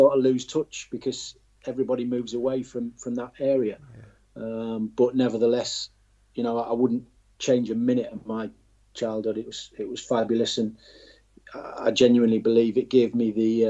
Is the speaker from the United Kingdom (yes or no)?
yes; Billingham, North East England, United Kingdom; I was from a place called Billingham, which is just outside Middlesbrough, but very few have heard of it